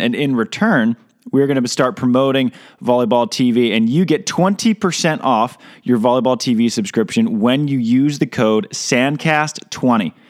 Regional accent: United States; I'm American

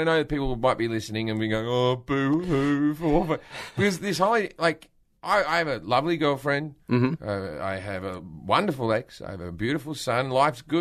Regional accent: Australia; moved away as an adult; I moved away from Australia 20-something years ago

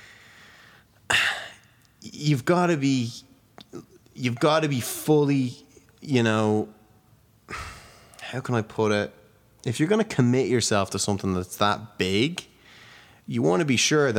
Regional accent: Wicklow, Leinster, Ireland; also born or lived in Dublin; I moved to Dublin from Wicklow when I was 12

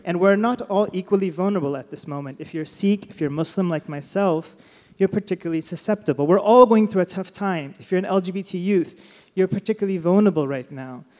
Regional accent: Sacramento, California, United States; I was born and raised in Sacramento

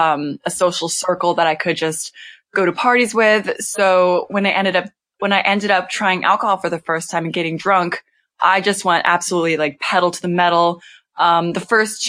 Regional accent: Temecula, California, United States; moved away as an adult; also born or lived in Los Angeles, California; now in North Carolina, United States; I'm from Temecula. So it's between LA and San Diego.

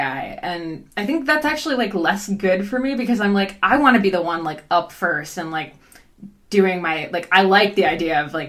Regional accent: New Jersey, United States; now in Canada; I grew up in New Jersey

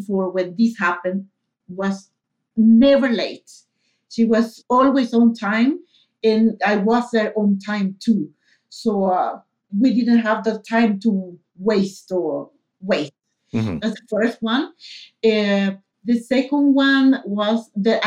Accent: Coro, Falcón, Venezuela; English is a second language; moved away as an adult; also born or lived in Valencia, Venezuela; now in Sweden; I'm from Venezuela. I'm from a city called Coro. It's in the coast of Venezuela, close to the Caribbean.

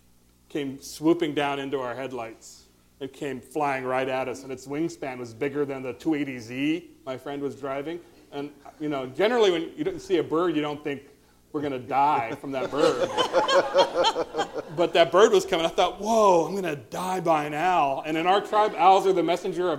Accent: Eastern Washington, United States; moved away as an adult; now in Seattle, United States; I grew up in Eastern Washington

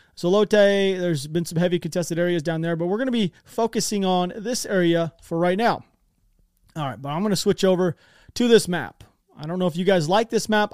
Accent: United States; I'm American. You know, I speak American.

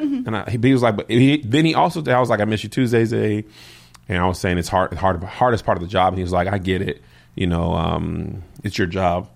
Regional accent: El Paso, Texas, United States; I grew up in El Paso

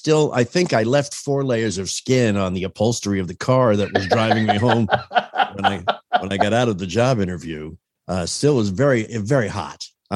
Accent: New England, United States; moved away as an adult; now in Louisville, United States; I grew up in New England.

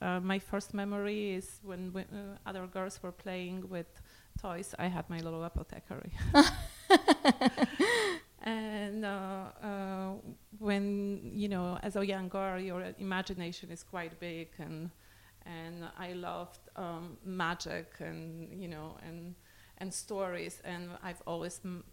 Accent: Poland; moved away; I was born and raised in Poland

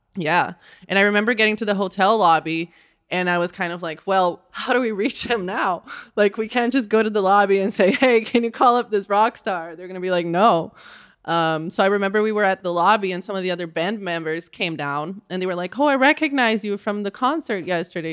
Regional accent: Rio de Janeiro, Brazil; moved away; I grew up in Rio de Janeiro, Brazil.

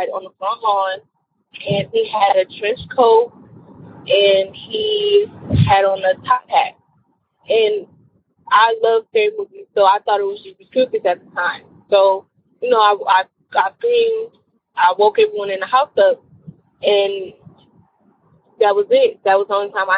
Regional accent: Detroit, Michigan, United States; I'm from Detroit

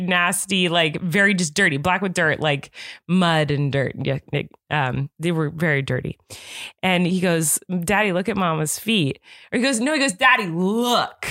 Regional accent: Santa Barbara, California, United States; I grew up in Santa Barbara

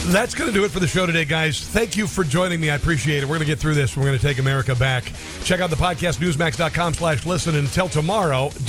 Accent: Neola, Iowa, United States; moved away; And Neola looked pretty good. My hometown looked pretty good

